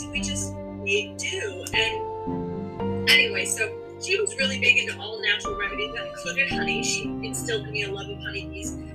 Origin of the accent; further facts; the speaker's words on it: Sanford, Maine, United States; I'm a Mainer, born and raised in Sanford, Maine.